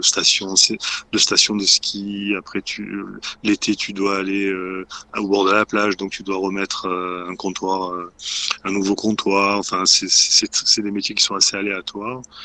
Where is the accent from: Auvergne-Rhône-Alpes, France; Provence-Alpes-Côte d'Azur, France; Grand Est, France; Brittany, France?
Provence-Alpes-Côte d'Azur, France; Marseille; moved away as an adult; also born or lived in Paris; j'ai quitté ensuite le sud de la France parce que je suis originaire de Marseille